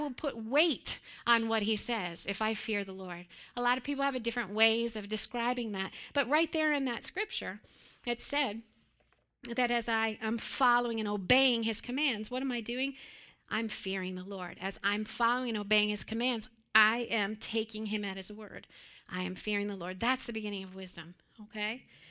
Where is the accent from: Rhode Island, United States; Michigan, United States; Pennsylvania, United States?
Pennsylvania, United States; But I grew up in Western Pennsylvania. Joseph and I grew up there.